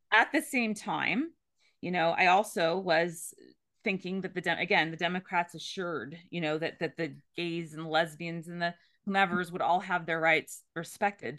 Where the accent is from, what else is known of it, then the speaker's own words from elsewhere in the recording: the Bay Area, California, United States; I grew up in California in the Bay Area